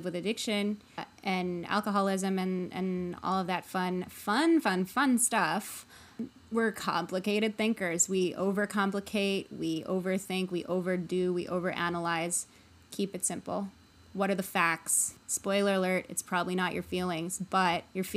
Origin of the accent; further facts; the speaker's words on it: Chicago, Illinois, United States; moved away as an adult; also born or lived in New York; now in Los Angeles, United States; I was born and raised in Chicago. I very much consider Chicago to be my hometown